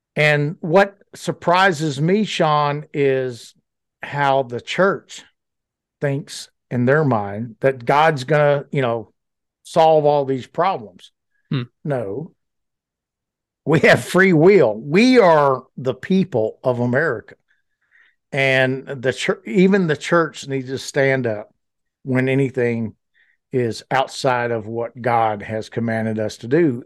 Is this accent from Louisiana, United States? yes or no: yes; Louisiana, United States; moved away as an adult; also born or lived in Fayetteville, Arkansas; I grew up very poor in Louisiana